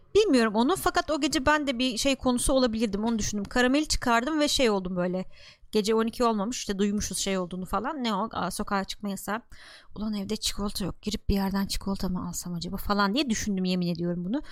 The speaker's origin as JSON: {"language": "Turkish", "region": "Gaziantep", "country": "Turkey", "said": "Ben Antepliyim"}